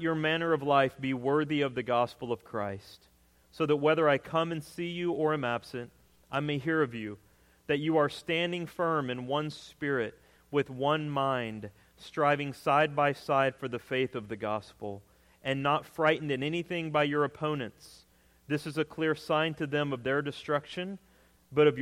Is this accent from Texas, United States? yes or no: yes; Texas, United States; moved away; I grew up in Texas